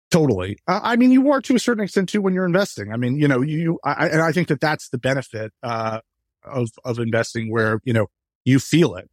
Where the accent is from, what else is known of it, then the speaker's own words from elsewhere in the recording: New York, United States; I grew up in New York